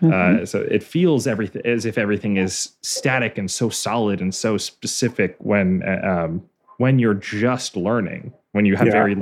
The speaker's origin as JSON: {"language": "English", "region": "Northeast", "country": "United States", "tie": "born or raised there", "said": "because I grew up in the Northeast probably mostly."}